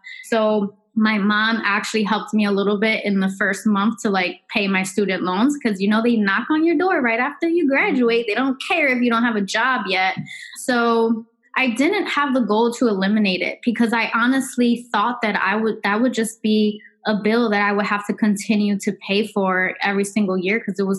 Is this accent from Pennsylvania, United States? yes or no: yes; Philadelphia, Pennsylvania, United States; I know she's from Philadelphia. I'm from Philadelphia.